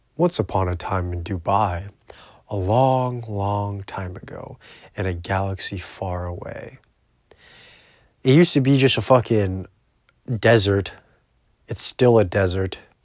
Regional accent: Canada; I'm Canadian.

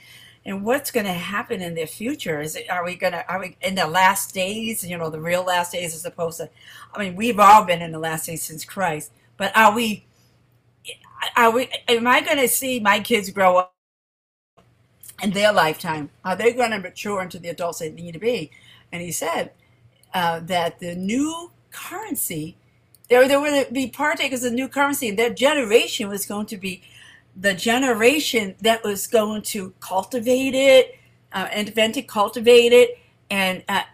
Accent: Randolph, Massachusetts, United States; I'm from greater Boston, Randolph specifically

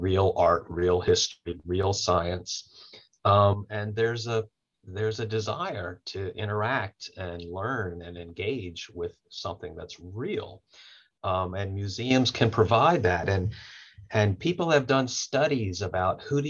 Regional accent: Baton Rouge, Louisiana, United States; I grew up Jewish in Baton Rouge

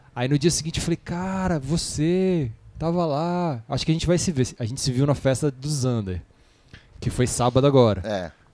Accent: Brasília, Federal District, Brazil; eu sou de Brasília

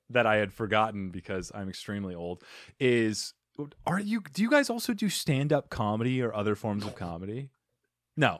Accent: Arizona, United States; I'm from Arizona, so we meet, you know, battling scorpions and s-, surviving in the desert

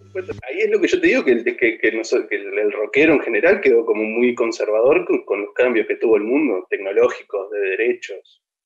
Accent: Juan Lacaze, Colonia, Uruguay; nosotros originalmente somos de Colonia

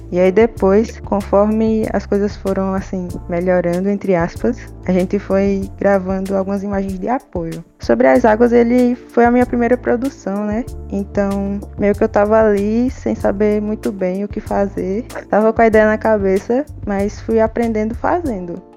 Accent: Petrolândia, Pernambuco, Brazil; Eu sou de Petrolândia, aqui no interior de Pernambuco

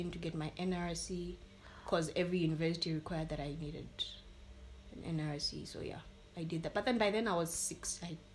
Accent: Botswana; accent: Botswana; And she speaks with an accent because at that time my Botswana accent was too, really strong

